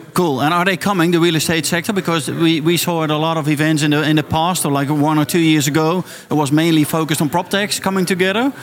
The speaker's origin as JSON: {"language": "English", "country": "Netherlands", "said": "we are from the Netherlands."}